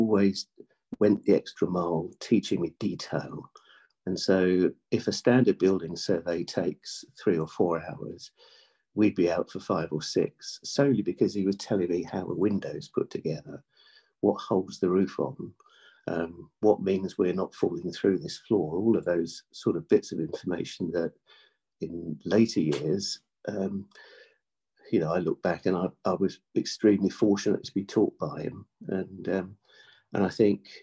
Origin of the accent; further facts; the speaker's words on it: North Wales, United Kingdom; We're from North Wales as a family. We had a dairy farm. So I was brought up on an outside life, milking cows